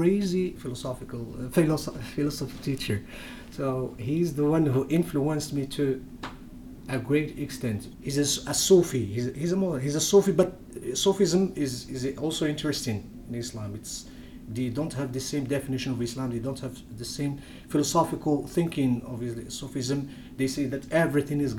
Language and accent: English; Agadir, Souss-Massa, Morocco; first language Berber (Tamazight); English is a second language; moved away as an adult; now in United States; I'm from Morocco, from a place called Agadir, the suburbs of Agadir in the mountains. So I'm a Berber